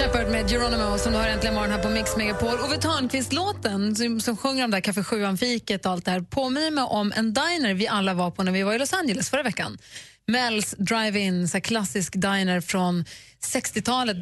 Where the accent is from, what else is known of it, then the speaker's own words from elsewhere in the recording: Luleå, Norrbotten County, Sweden; när jag var liten